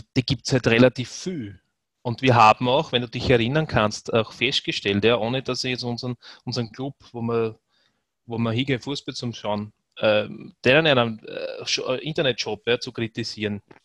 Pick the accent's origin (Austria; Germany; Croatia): Austria; bei uns in Österreich